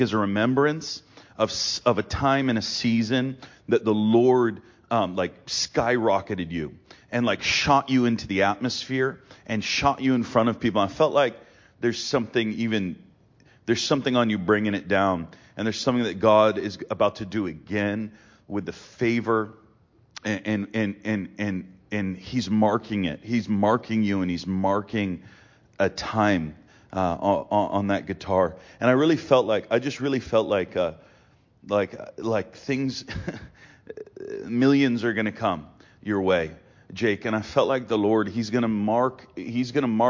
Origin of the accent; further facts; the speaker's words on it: Massachusetts, United States; moved away; also born or lived in Pennsylvania; I'm from Massachusetts